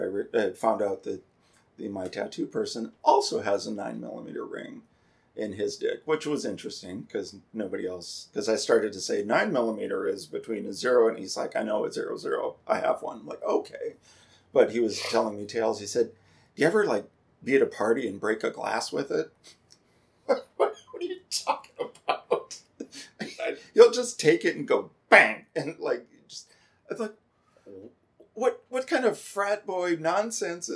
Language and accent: English; North Dakota, United States; moved away; I'm from North Dakota. I speak Canadian